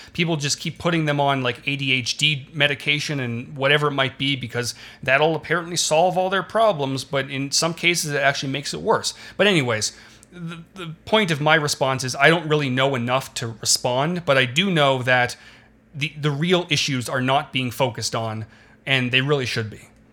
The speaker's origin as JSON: {"language": "English", "country": "Canada", "said": "I'm Canadian"}